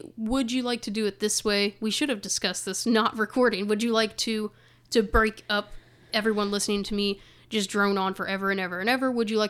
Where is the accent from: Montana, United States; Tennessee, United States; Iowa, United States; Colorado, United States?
Tennessee, United States; Memphis; I'm originally from Memphis, born and raised.